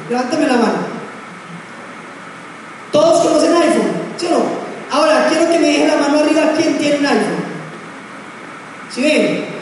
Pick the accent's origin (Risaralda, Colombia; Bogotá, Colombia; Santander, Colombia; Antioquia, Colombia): Risaralda, Colombia; Pereira; Si usted y yo como pereiranos, como colombianos, entendemos esto, entendemos que tenemos una oportunidad que pocas veces se nos presenta.